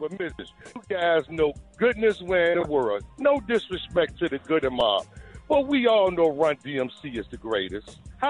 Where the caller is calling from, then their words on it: Richmond, Virginia, United States; I'm calling out of Richmond, VA.